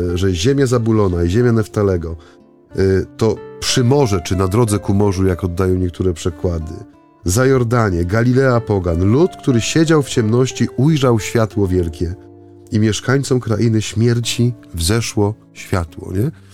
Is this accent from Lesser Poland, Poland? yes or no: no; Bytom, Silesian Voivodeship, Poland; za tego industrialnego horyzontu u nas w Bytomiu